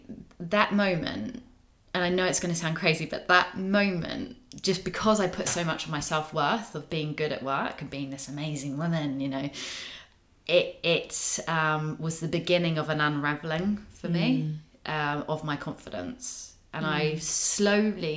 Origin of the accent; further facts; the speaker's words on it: New Zealand; now in United Kingdom; I'm a Kiwi.